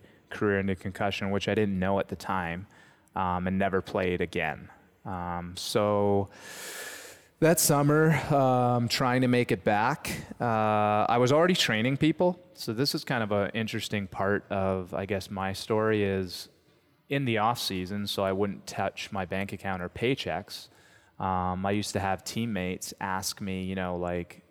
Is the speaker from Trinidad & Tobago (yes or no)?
no; St. Catharines, Ontario, Canada; Home, St. Catharines, Ontario.